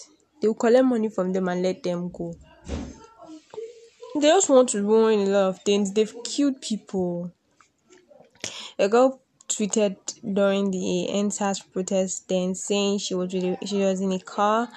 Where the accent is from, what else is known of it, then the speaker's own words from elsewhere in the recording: Nigeria; I am a Nigerian, and my country has been facing a lot of crisis